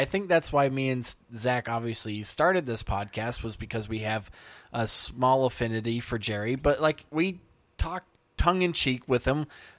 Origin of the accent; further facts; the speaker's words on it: Ireland; I'm Irish.